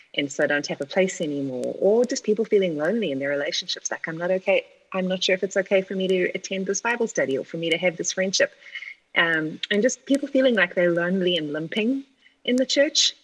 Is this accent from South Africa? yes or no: yes; South Africa; moved away as an adult; now in United States; you'll hear right out the gate that I don't sound like you. Um, I'm South African of origin, and I've been in the States for like 17 plus years now.